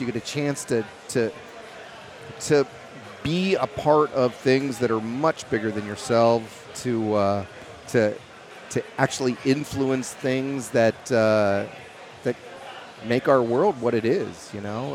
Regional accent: Louisville, Kentucky, United States; I'm originally from Kentucky, and that's where I met my uh, my partner John in the distillery. You know, we were both Louisville boys

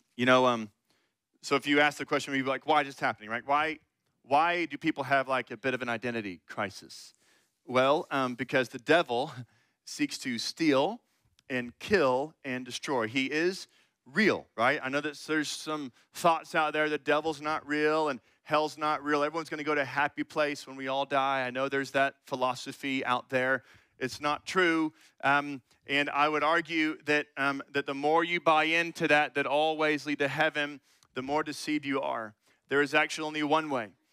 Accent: Austin, Texas, United States; moved away as an adult; now in Bryan–College Station, United States; I'm actually from Austin and went to high school there

